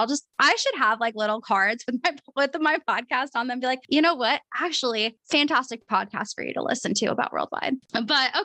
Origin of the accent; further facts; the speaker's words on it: Portland, Oregon, United States; moved away as an adult; now in Arizona, United States; I'm originally from Portland. I don't live there anymore